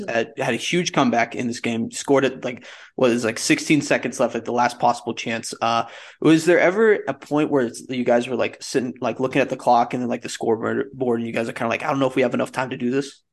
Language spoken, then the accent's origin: English; Henderson, Nevada, United States; I was born there, Henderson